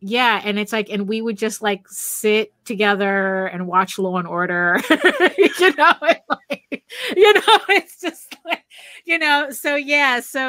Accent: Valencia, Valencian Community, Spain; moved away; also born or lived in New York; go back to Spain, to my hometown. It's a small city. It's Valencia.

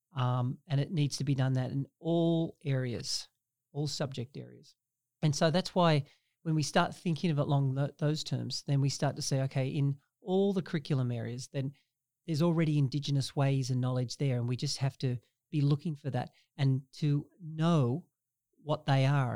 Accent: Australia; now in Canada; I grew up in Australia

